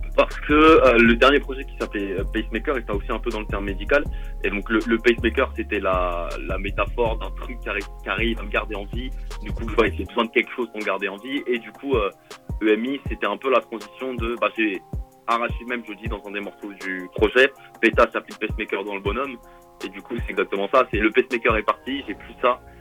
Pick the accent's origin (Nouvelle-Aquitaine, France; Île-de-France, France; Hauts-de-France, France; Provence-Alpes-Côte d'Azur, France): Île-de-France, France; Vélizy-Villacoublay; also born or lived in Versailles; je suis né à Vélizy, j'ai vécu à Vélizy, mais euh, il n'y a pas d'hôpital dans ma ville